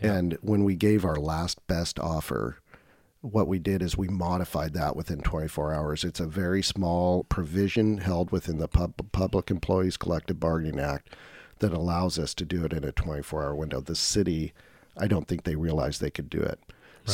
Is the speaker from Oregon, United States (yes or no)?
yes; Woodburn, Oregon, United States; also born or lived in Portland, Oregon; I grew up in Woodburn, uh, nice. which is just north of Salem, Oregon